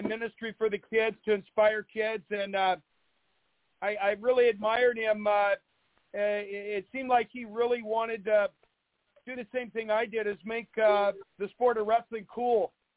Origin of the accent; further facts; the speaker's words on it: Spokane, Washington, United States; my hometown of Spokane and my high school